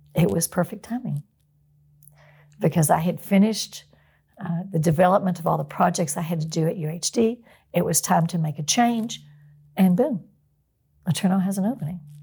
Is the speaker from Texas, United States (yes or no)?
yes; outside of Houston, Texas, United States; also born or lived in Longview, Texas; I grew up outside of Houston.